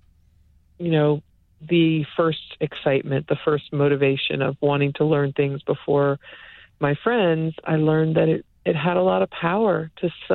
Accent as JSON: {"language": "English", "town": "Upper Marlboro", "region": "Maryland", "country": "United States", "tie": "born or raised there", "said": "Upper Marlboro, Maryland"}